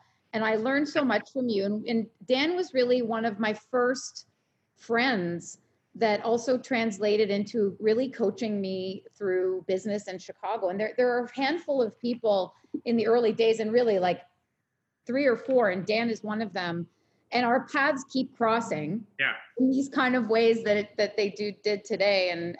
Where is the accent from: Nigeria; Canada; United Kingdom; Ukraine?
Canada; now in Los Angeles, United States; So when I was a transplant from Canada, I mean, now I'm a full-fledged American.